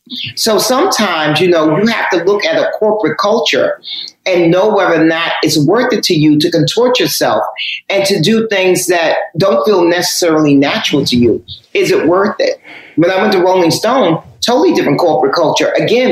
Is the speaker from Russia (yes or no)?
no; New York, United States; Because I'm the first generation of hip hop. And I'm born and raised in New York. So hip hop is my thing.